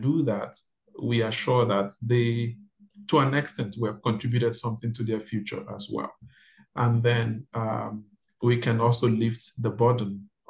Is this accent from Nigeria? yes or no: yes; Nigeria; moved away as an adult; now in Toronto, Canada; I'm from Nigeria. Yes, I'm from Nigeria.